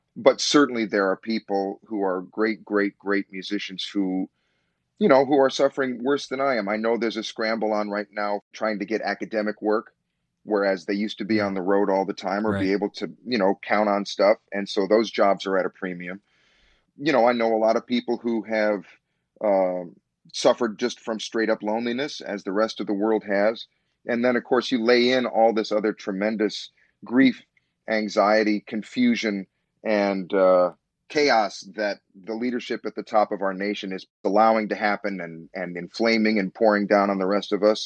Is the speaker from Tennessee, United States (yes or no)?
no; Chicago, Illinois, United States; born or raised there; moved away as an adult; also born or lived in New York